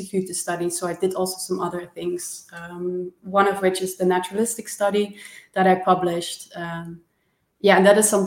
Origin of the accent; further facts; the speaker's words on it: Maastricht, Limburg, Netherlands; I'm Dutch, so I'm from Maastricht